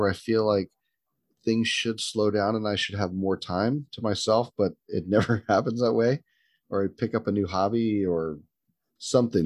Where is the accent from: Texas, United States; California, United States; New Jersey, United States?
Texas, United States; me coming from Texas